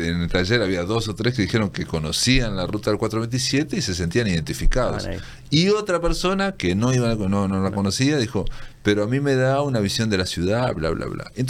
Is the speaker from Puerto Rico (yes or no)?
no; Fray Bentos, Río Negro, Uruguay; yo que soy de Fray Ventos